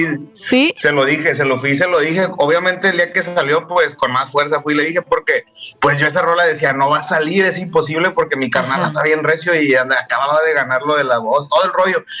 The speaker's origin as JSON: {"language": "Spanish", "region": "San Luis Potosí", "country": "Mexico", "tie": "born or raised there", "also_born_or_lived": "Monterrey", "said": "Ahí crecí, carnal, ahí en San Luis. Pero soy nacido en Monterrey y crecido"}